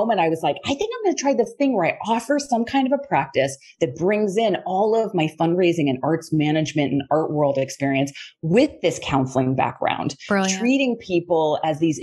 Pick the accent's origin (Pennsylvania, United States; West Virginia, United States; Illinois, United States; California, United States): Pennsylvania, United States; right outside of Pittsburgh; I grew up right outside of Pittsburgh.